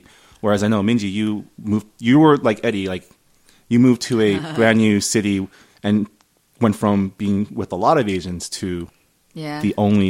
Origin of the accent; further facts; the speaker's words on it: San Gabriel, California, United States; I grew up in San Gabriel. And for those of you who don't know, San Gabriel, in the San Gabriel Valley, it's, you know, my schools have always been almost majority Asian. Like 40% Asian, I think, 40% Latino.